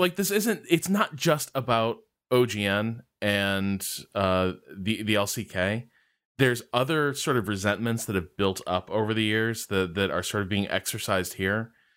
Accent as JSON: {"language": "English", "country": "United States", "said": "as an American esports fan"}